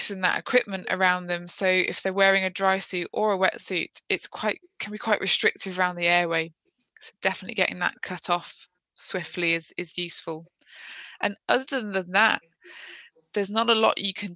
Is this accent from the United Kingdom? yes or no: yes; Midlands, United Kingdom; moved away as an adult; now in Plymouth, United Kingdom; I'm from the Midlands